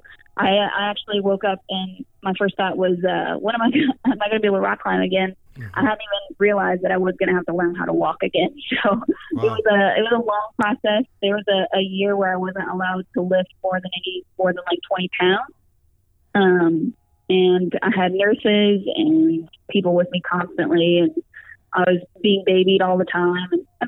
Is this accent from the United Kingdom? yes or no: no; Florida, United States; I was climbing outside all the time, because I came from Florida. I moved to North Carolina specifically so I could be closer to the mountains